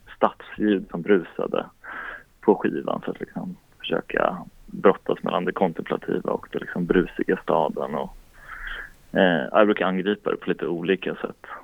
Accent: Strängnäs, Södermanland, Sweden; moved away; also born or lived in Linköping / Stockholm; jag kom från Strängnäs i kulturskolan och så började jag spela en massa lokala band

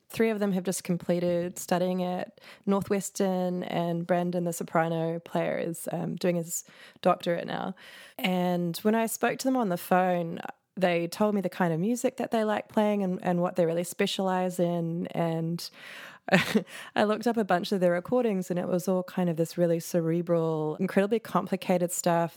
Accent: New Zealand; moved away; also born or lived in New York; I'm from New Zealand and you're never that far from the water

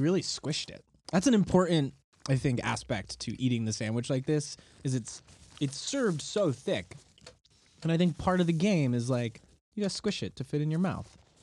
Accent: Connecticut, United States; I grew up in Connecticut

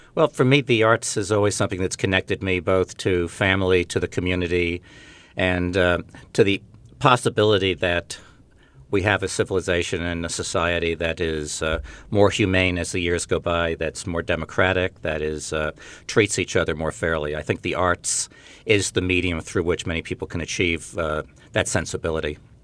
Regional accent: Glen Cove, New York, United States; I grew up in Glen Cove, New York, not far from the campus here

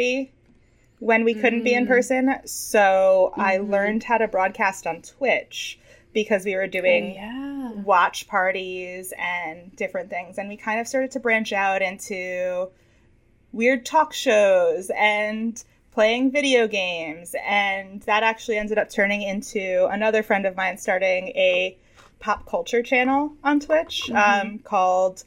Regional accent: New York City, New York, United States; I'm from New York City

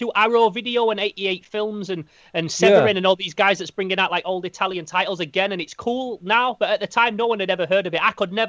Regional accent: Sheffield, Yorkshire and the Humber, United Kingdom; I'm from Sheffield in the north of England.

